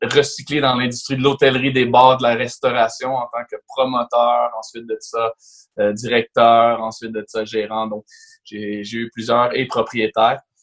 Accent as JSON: {"language": "French", "town": "Laval", "region": "Quebec", "country": "Canada", "tie": "born or raised there", "said": "je viens de Laval, je suis né à la Cité de la Santé"}